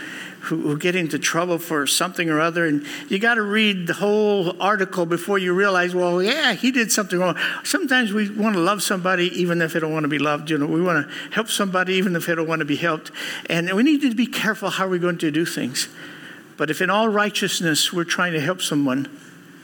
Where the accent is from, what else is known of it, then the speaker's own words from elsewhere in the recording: Houston, Texas, United States; Growing up in Houston, Texas, one of the worst schools in junior highs, because we were Christians.